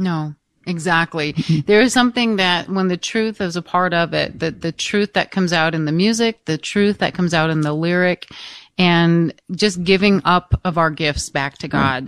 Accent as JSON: {"language": "English", "region": "Michigan", "country": "United States", "tie": "born or raised there", "said": "the parish that I was raised in in Free Michigan"}